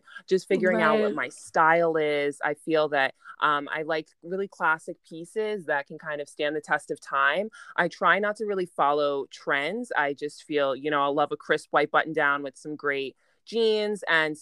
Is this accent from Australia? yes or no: no; New York, United States; born and raised in New York